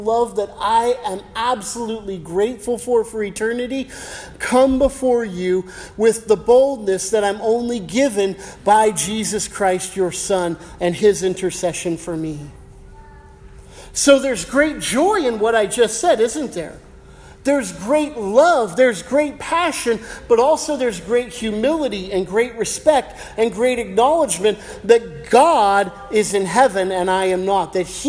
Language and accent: English; United States; I'm American.